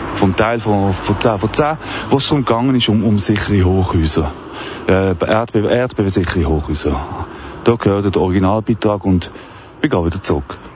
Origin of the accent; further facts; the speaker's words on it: Wettingen, Aargau, Switzerland; durch meinen Heimatort. In Wettigen